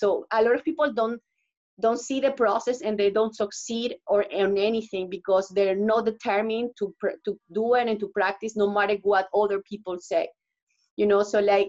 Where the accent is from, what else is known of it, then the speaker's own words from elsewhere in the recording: Canada; because actually I'm Canadian too. I'm here in Canada, I'm Canadian.